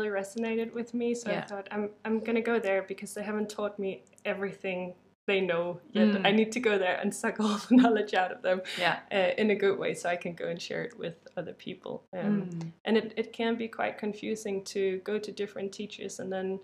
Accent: Denmark

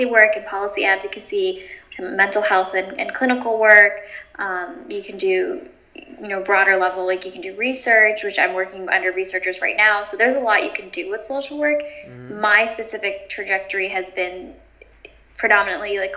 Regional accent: California, United States; moved away as an adult; now in New York City, United States; I am originally from California

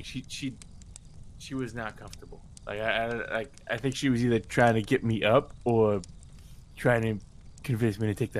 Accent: California, United States; I'm not British. I am born and raised in California, you son of a bitch.

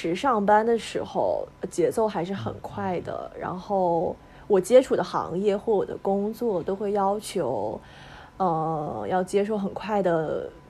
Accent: Northeast China, China; moved away as an adult; also born or lived in Zhejiang; now in Shanghai, China; 我是东北人，

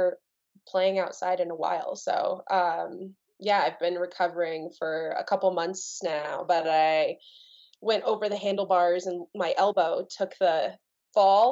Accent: Telluride, Colorado, United States; also born or lived in Bayfield, Colorado; I was born and raised nearby. I told you I grew up in Telluride and outside of Durango in a little town called Bayfield.

